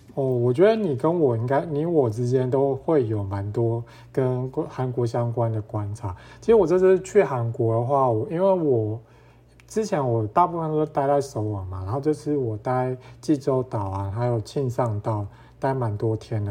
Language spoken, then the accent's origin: Chinese; Toufen, Miaoli County, Taiwan; now in Taipei, Taiwan; 我的老家是住苗栗头份